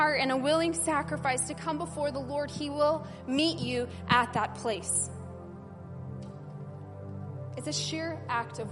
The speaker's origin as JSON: {"language": "English", "country": "United States", "said": "I'm American"}